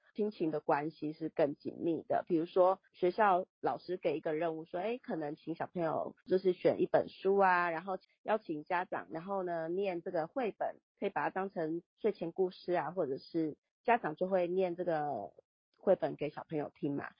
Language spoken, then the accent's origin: Chinese; Taiwan; 对我们台湾人民可能 来讲